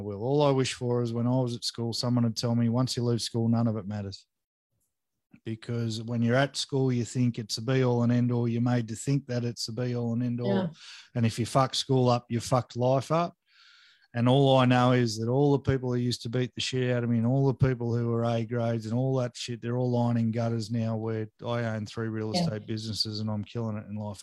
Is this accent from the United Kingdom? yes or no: no; Australia; I grew up in Warrnambool